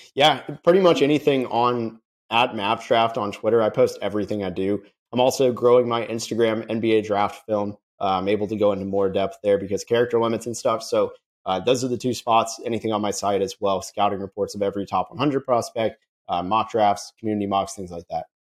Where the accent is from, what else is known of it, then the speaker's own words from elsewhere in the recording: Dallas, Texas, United States; also born or lived in Orlando, Florida; I was born in Orlando, and then when I was five years old, I I moved to, to Dallas